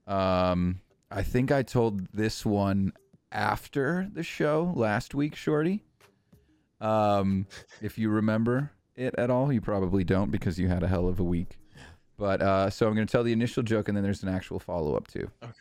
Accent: New England, United States; I am from New England

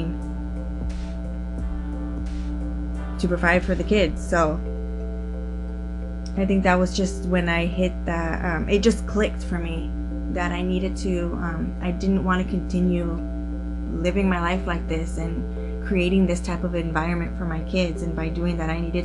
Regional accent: Chula Vista, California, United States; we are from San Diego, California. We met in our hometown of Chula Vista

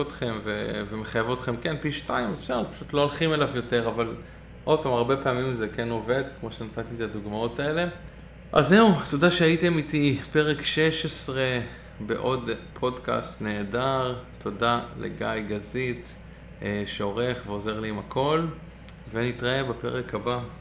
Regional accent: Israel; now in Brooklyn, United States; אני ישראלי מצוי

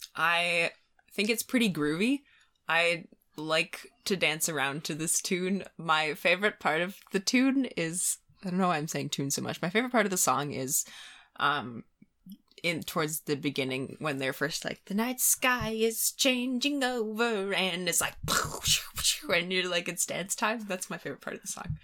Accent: Midwest, United States; I'm from the Midwest.

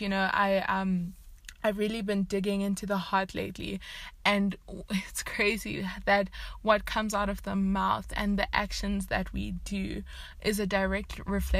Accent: South Africa; also born or lived in Zimbabwe; moved to South Africa

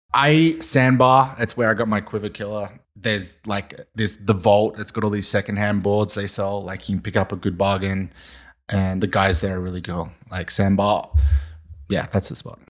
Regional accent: Valentine, New South Wales, Australia; I'm from Valentine

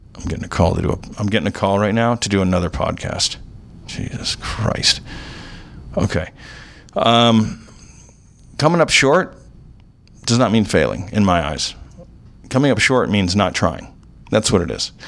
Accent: Orange County, California, United States; I grew up in Orange County

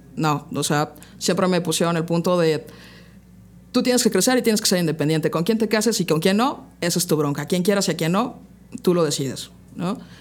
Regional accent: Puebla, Mexico; Yo soy de aquí de la ciudad de Puebla. Llevo 30 años viviendo acá.

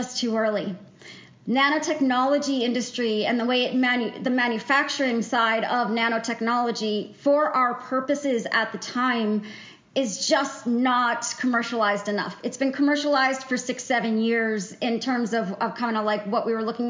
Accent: New Hampshire, United States; I grew up in New Hampshire

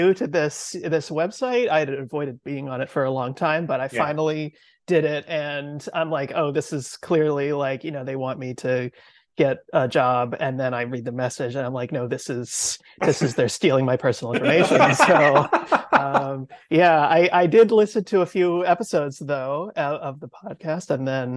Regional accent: New York City, New York, United States; moved away as an adult; now in West Coast, United States; I'm from the East Coast originally

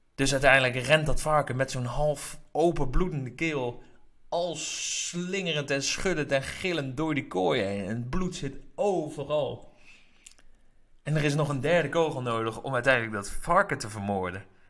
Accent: Netherlands; ik uit Nederland kom

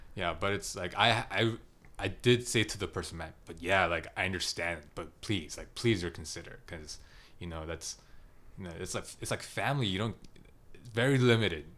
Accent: United States; I grew up in America without any cousins

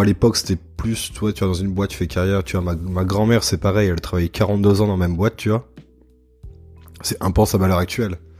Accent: Annecy, Auvergne-Rhône-Alpes, France; moved away as an adult; also born or lived in Lyon; now in Montreal, Canada; je suis français, là je suis en PVT à Montréal. Je viens d'Annecy et après j'ai vécu 6 euh, ans à Lyon.

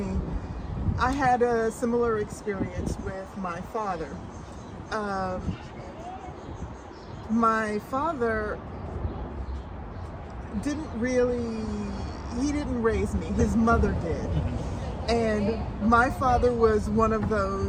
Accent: the South, United States; I'm from the South where Lisey makes perfect sense.

